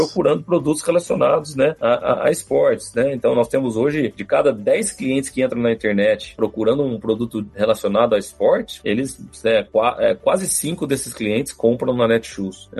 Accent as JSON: {"language": "Portuguese", "town": "Franca", "region": "São Paulo", "country": "Brazil", "said": "Sou de Franca"}